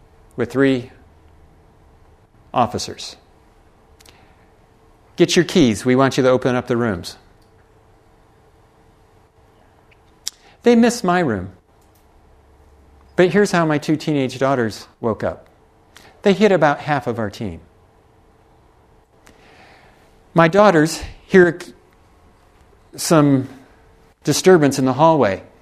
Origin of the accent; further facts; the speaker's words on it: United States; I can use being an American.